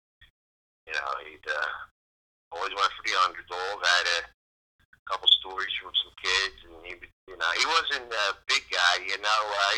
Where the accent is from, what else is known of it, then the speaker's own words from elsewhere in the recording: Philadelphia, Pennsylvania, United States; We grew up right here in Philadelphia.